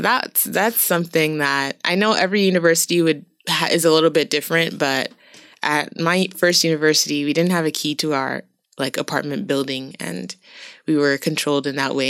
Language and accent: English; Boston, Massachusetts, United States; moved away as an adult; also born or lived in Brazil; now in Changchun, China; I come from Boston, which is quite, you know, a well-known city, but not a big city